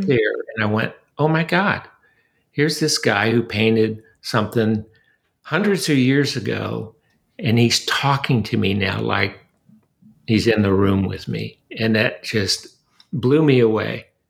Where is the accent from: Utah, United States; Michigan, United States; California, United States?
California, United States; Southern; moved away as an adult; now in Austin, United States; I was born and raised in Southern California